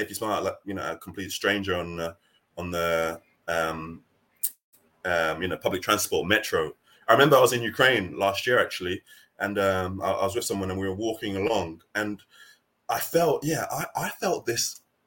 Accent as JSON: {"language": "English", "country": "United Kingdom", "tie": "born or raised there", "also_born_or_lived": "Nigeria", "accent": "British", "said": "my accent, the way I roll, the way I dress, my culture is very British."}